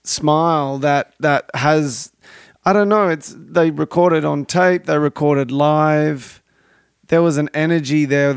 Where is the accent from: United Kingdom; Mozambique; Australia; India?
Australia; now in Los Angeles, United States; I'm not from America or California. I'm from Australia.